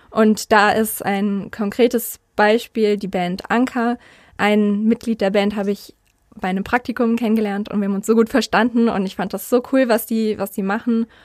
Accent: North Rhine-Westphalia, Germany; ich bin nämlich eigentlich im Rhein-Sieg-Kreis aufgewachsen und bin da zur Schule gegangen

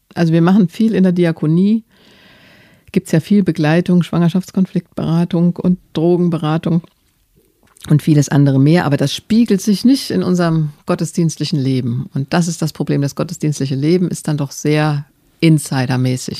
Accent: Germany; ich bin gerne Deutsche

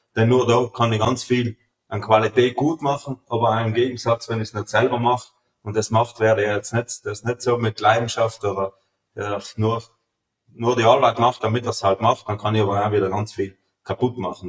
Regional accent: Feldthurns, Trentino-Alto Adige, Italy; also born or lived in Germany; ich komme aus Meißachtal, wir sind eigentlich in Feldurns mehr oder weniger eine Weißwein-Hochburg

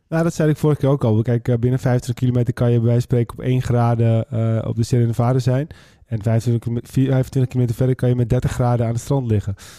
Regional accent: West Friesland, North Holland, Netherlands; wij komen uit West-Friesland

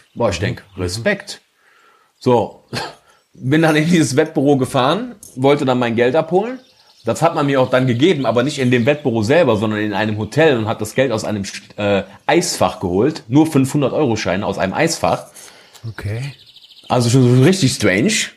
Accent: North Rhine-Westphalia, Germany; bei uns in Nordrhein-Westfalen

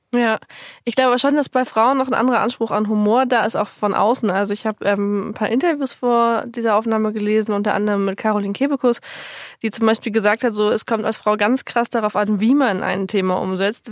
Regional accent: Lower Saxony, Germany; ich komme aus Niedersachsen und Dialekt ist jetzt für mich irgendwie sehr, sehr, sehr weit weg von allem

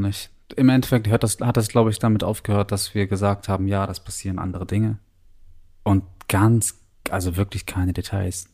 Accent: Northern Germany, Germany; moved away; also born or lived in New Zealand; als Norddeutsche

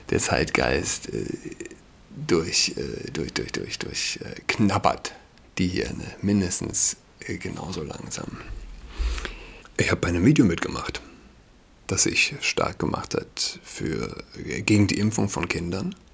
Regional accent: Saarland, Germany; now in Berlin, Germany; Ich bin Saarländer und ich kenne es nicht. Ja. Also, als ich ein Kind war, 31, als ich ein Kind war, gab es kein Halloween.

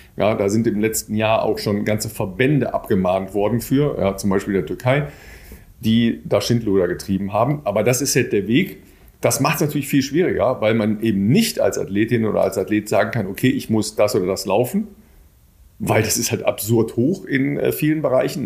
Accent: Northern Germany, Germany; für uns Nordlichter

